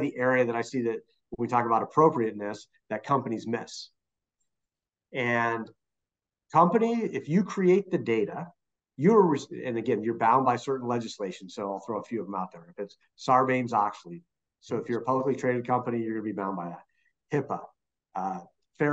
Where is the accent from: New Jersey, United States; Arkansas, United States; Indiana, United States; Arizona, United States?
Arizona, United States; my home state of Arizona